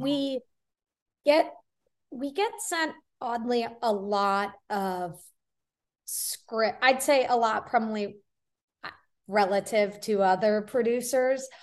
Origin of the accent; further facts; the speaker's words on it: Florida, United States; moved away as an adult; also born or lived in New Zealand / New York; I grew up in Florida